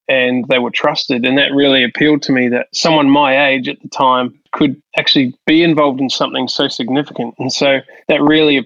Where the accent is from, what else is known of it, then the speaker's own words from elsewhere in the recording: Hastings, Hawke's Bay, New Zealand; now in Sydney, Australia; I grew up in New Zealand in a small town called Hastings, which is on the east coast of the North Island of New Zealand.